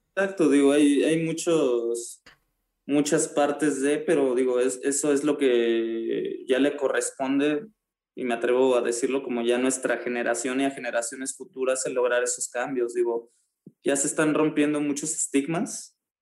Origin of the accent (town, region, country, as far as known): Mexico